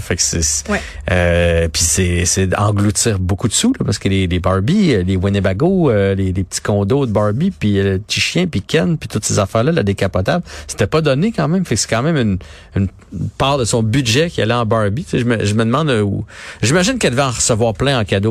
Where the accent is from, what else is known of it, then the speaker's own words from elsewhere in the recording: Trois-Rivières, Quebec, Canada; je viens de la Mauricie, à Trois-Rivières